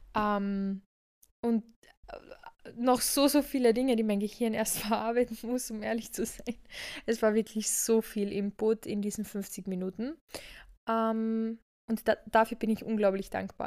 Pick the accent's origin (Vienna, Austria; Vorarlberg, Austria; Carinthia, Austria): Carinthia, Austria; Villach; moved away; daher kommen wir beide ja, also wir sind ja ursprünglich aus Villach